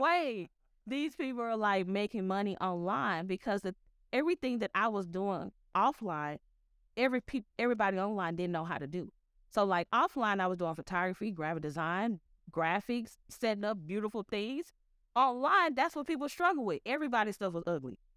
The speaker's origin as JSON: {"language": "English", "town": "Memphis", "region": "Tennessee", "country": "United States", "tie": "born or raised there", "said": "I grew up in Memphis"}